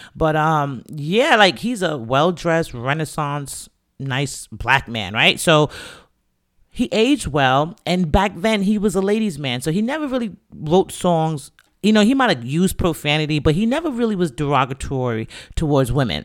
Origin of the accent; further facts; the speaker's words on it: New York City, New York, United States; I'm from the Bronx. Grew up, born and raised